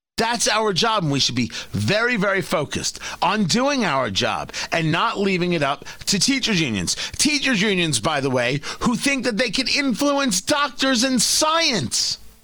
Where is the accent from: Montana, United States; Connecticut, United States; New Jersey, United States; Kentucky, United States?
New Jersey, United States; also born or lived in Brooklyn, New York; I was born in Brooklyn and I grew up in Jersey